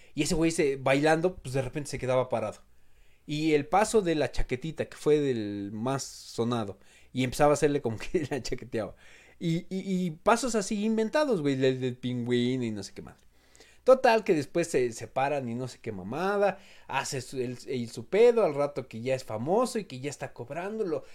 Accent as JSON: {"language": "Spanish", "country": "Mexico", "said": "como pinches mexicanos"}